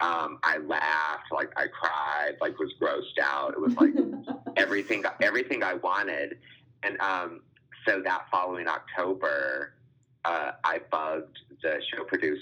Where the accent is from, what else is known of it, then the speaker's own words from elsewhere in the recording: Louisiana, United States; moved away as an adult; now in Austin, United States; I was born and raised in Louisiana, hence the name, but I've lived in Austin for the past 8 years.